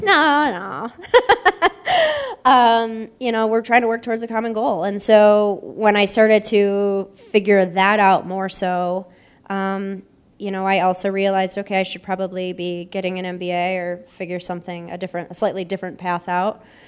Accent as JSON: {"language": "English", "town": "Buffalo", "region": "New York", "country": "United States", "tie": "born or raised there", "moved": "yes", "lives_now": "Columbus, United States", "said": "I'm born and raised in Buffalo"}